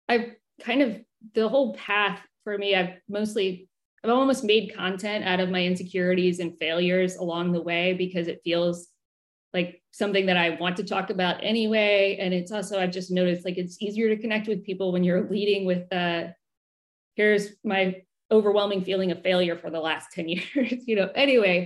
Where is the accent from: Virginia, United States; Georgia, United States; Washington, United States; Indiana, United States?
Virginia, United States; Richmond; I grew up in Richmond.